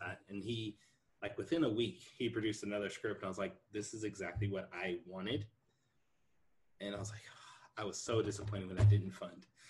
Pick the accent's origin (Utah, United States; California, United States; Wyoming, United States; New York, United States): California, United States; I'm from California. I've been here my entire life